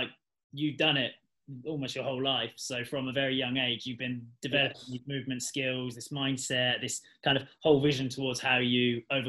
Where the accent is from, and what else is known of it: United Kingdom